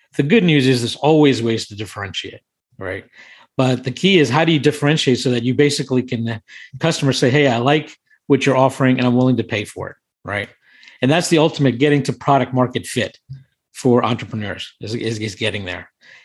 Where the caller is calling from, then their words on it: Washington, District of Columbia, United States; I'm in Washington, D.C. currently.